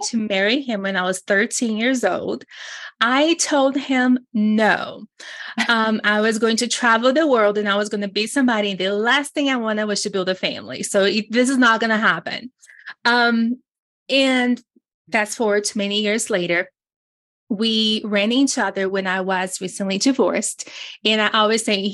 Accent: Brazil; English is a second language; moved away; I was born in Brazil. I came from third world country poverty.

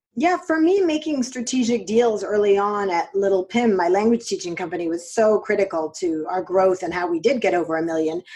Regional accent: New York City, New York, United States; I grew up in New York

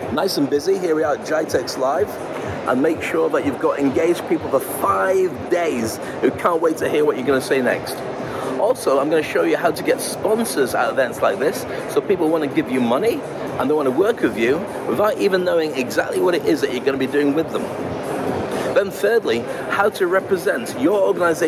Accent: United Kingdom; moved away as an adult; now in Dubai, United Arab Emirates; I am a Brit. I'm fiercely proud to be a Brit.

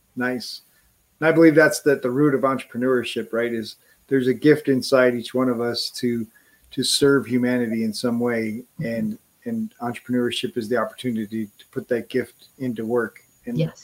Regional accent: Wisconsin, United States; was born in Wisconsin

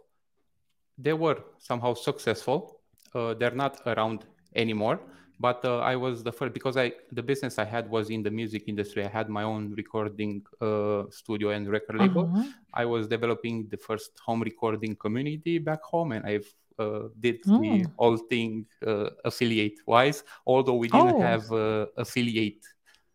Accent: Bucharest, Romania; now in Toronto, Canada; I currently live in Toronto, Canada, but I'm originally from Bucharest, Romania, East Europe

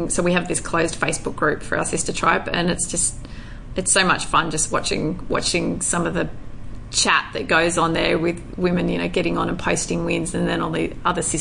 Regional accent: Indonesia; and obviously growing up in Indonesia as well.

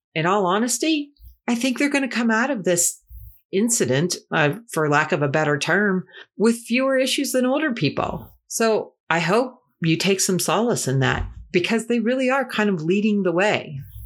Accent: Ohio, United States; my home state.

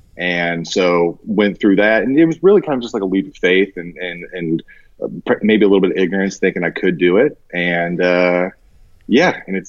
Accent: Japan; And so I grew up mostly overseas. I grew up mostly in Japan, during my formative years, about like 8 years, 11 years, something like that.

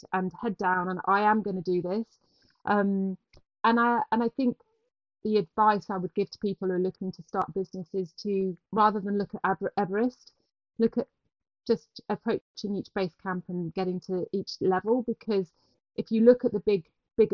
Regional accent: Herefordshire, West Midlands, United Kingdom; moved away as an adult; also born or lived in London / New York; I grew up in Herefordshire

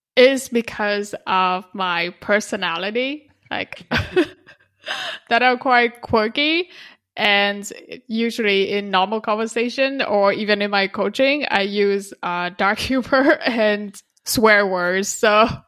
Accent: Vietnam; moved away; I'm from Vietnam

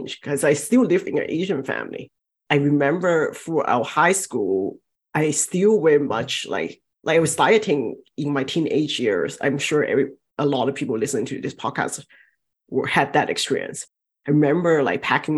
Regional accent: southern China, China; moved away; Growing up, I'm from Southern China, and especially from that part of China

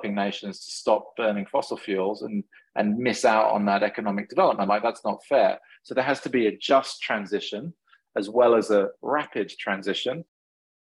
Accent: England, United Kingdom; moved away; I grew up in England sailing a lot

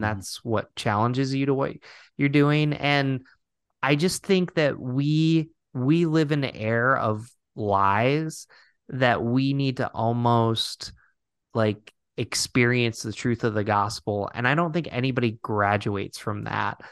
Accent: Binghamton, New York, United States; I grew up in Binghamton, New York, not too far from Rochester

